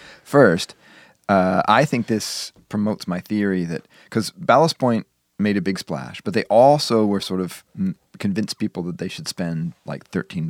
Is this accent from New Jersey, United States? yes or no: no; Wisconsin, United States; It was always there when I was growing up in Wisconsin.